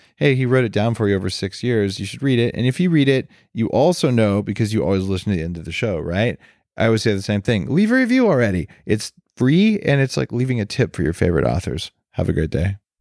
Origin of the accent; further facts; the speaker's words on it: Albuquerque, New Mexico, United States; I grew up in Albuquerque in that same time frame